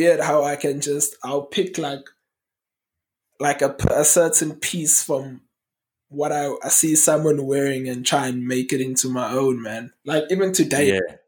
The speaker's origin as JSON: {"language": "English", "town": "Durban", "region": "KwaZulu-Natal", "country": "South Africa", "tie": "born or raised there", "said": "I grew up in Green Park in Durban"}